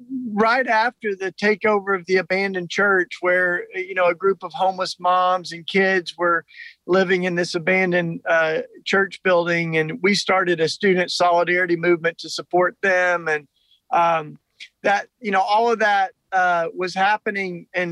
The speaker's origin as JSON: {"language": "English", "region": "Tennessee", "country": "United States", "tie": "born or raised there", "said": "So I grew up down in Tennessee in, you know, what we call the Bible Belt here in the U.S. and surrounded with the Christian subculture."}